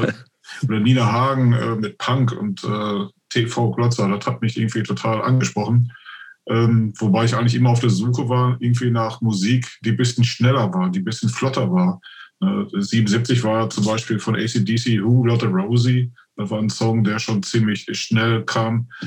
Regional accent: Oberhausen, North Rhine-Westphalia, Germany; bei mir im Stadtteil, wo ich aufgewachsen bin, gibt es das so, heißt Friedensdorf International

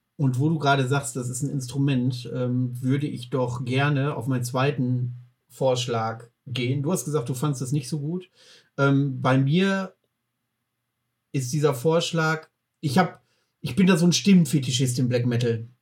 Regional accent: Mecklenburg-Vorpommern, Germany; bei uns in Mecklenburg-Vorpommern

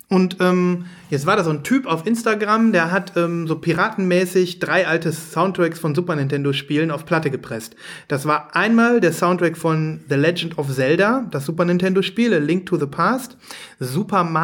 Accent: Düsseldorf, North Rhine-Westphalia, Germany; Dann fragen die, wo kommt ihr her? Dann sagen wir aus Düsseldorf

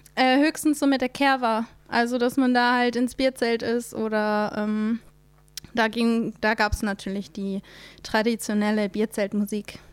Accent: Middle Franconia, near Nuremberg, Fürth district, Bavaria, Germany; now in Mannheim, Germany; Ich bin aus Mittelfranken. Das ist im. Ah, ähm, okay. Bei Nürnberg komme ich her. Ähm, Wer es noch genauer kennt, Landkreis Fürth.

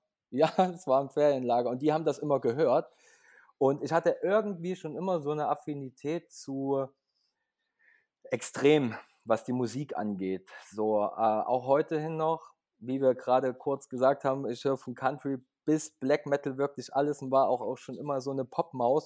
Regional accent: Leipzig, Saxony, Germany; ich komme aus Leipzig, bin auch geboren in Leipzig

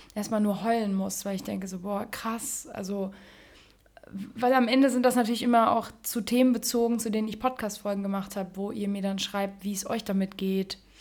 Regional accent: Germany; ich bin in Deutschland geboren

